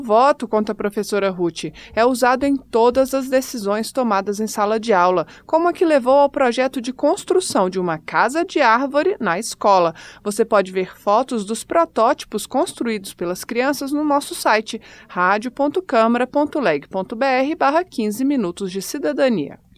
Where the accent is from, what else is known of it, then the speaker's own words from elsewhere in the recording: Brazil; nós, brasileiros